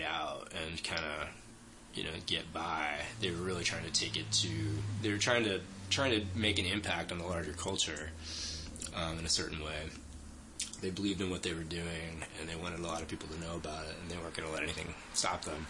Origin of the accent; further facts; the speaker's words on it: South Florida, United States; now in New York, United States; From South Florida. Okay. Yeah, from just a little bit north of Miami.